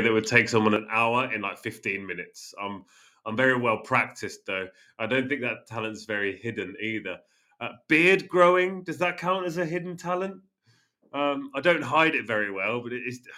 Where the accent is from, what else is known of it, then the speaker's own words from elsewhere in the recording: Northampton, East Midlands, United Kingdom; moved away; my hometown in the UK